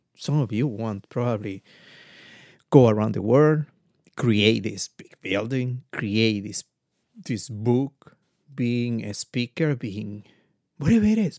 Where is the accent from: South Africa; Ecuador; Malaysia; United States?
Ecuador; I'm come from Ecuador.